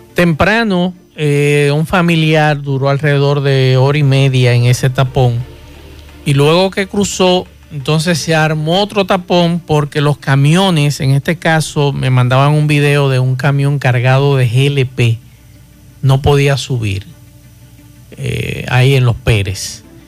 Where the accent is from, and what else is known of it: Dominican Republic